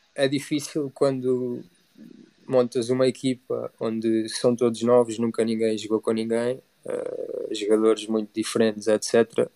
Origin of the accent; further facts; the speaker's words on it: Portugal; now in Italy; sou português